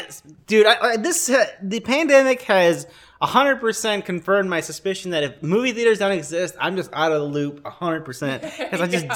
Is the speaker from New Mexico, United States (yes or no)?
no; Chicago, Illinois, United States; I was born in Chicago